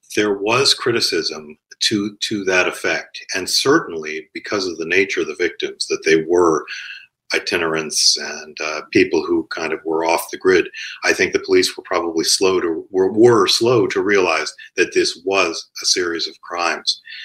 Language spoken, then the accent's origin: English; Cleveland, Ohio, United States; I grew up in Cleveland